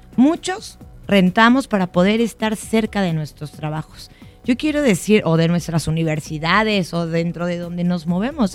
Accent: Mexico; en mi país, nuestro país, México

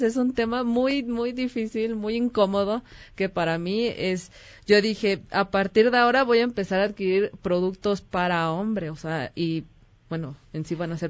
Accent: Mexico; soy mexicana

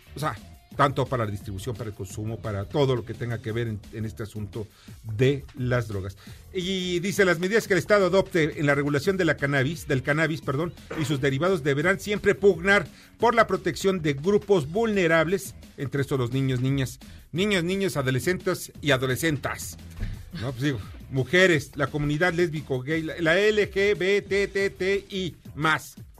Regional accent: Mexico; como mexicanos

